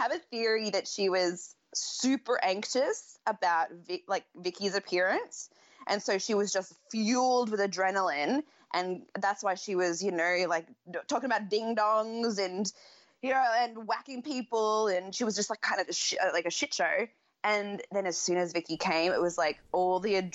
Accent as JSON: {"language": "English", "country": "Australia", "said": "as an Australian"}